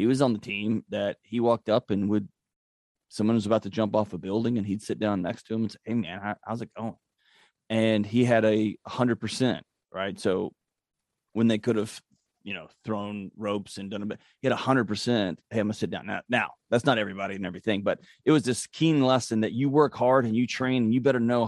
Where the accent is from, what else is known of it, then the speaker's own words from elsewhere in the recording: Houston, Texas, United States; Born and raised in Houston, Texas